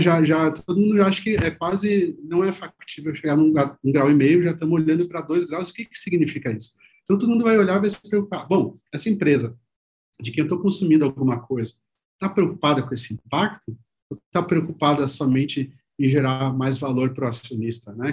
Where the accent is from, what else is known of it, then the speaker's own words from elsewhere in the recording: Rio Grande do Sul, Brazil; moved away as an adult; now in São Paulo, Brazil; pelo meu sotaque, vocês vão ver que eu comecei minha carreira lá no Rio Grande do Sul